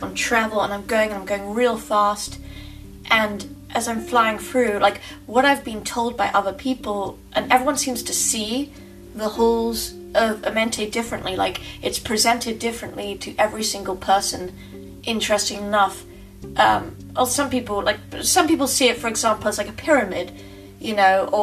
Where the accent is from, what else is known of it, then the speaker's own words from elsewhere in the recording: England, United Kingdom; moved away; I'm originally from England